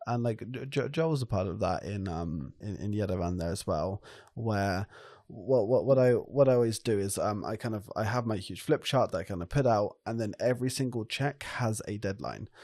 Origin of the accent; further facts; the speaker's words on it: France; I grew up in France